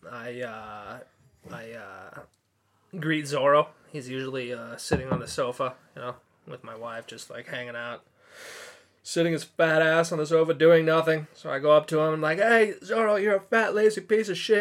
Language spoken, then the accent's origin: English; Orange County, California, United States; moved away as an adult; now in Tokyo, Japan; I'm from Orange County, California